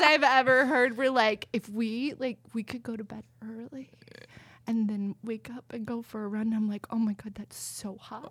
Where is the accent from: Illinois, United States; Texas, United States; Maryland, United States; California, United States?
Texas, United States; I grew up in Texas